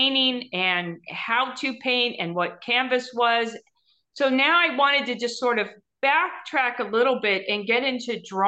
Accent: Orange County, California, United States; I was born in Orange County, went to school there

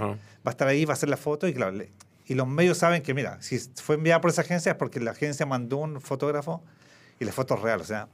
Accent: Chile

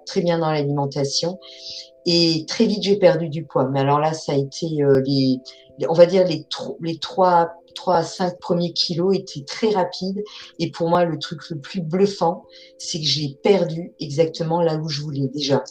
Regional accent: Alsace, Grand Est, France; Je suis alsacienne

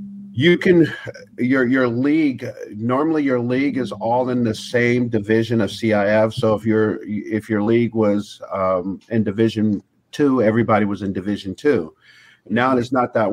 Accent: Long Beach, California, United States; also born or lived in Chicago, Illinois; I grew up in Long Beach, which was rough.

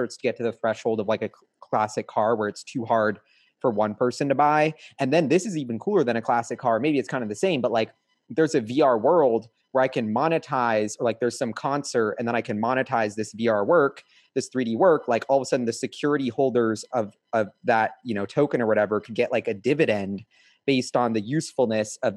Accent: Seattle, Washington, United States; I'm from Seattle

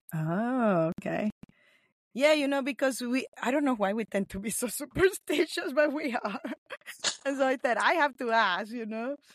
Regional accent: Nicaragua; first language Spanish; English is a second language; moved away; also born or lived in Los Angeles; I'm from Nicaragua. So that's where I was born.

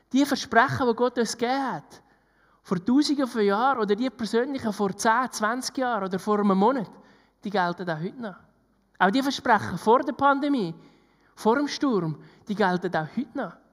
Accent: Switzerland; gerade wir als Schweizer, die gerne alles geplant hätten.

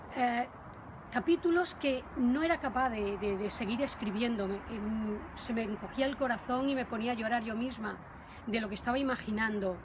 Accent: Valencia de Alcántara, Extremadura, Spain; Valencia de Alcántara, mi pueblo que me acogió

